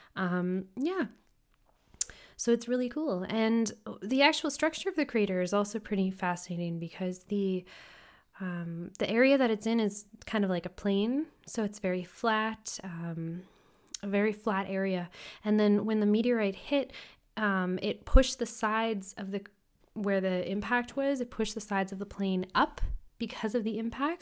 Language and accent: English; Canada; We're from Canada.